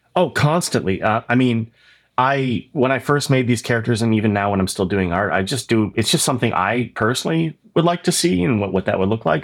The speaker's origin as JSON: {"language": "English", "town": "Oshawa", "region": "Ontario", "country": "Canada", "tie": "born or raised there", "said": "when I grew up in Oshawa."}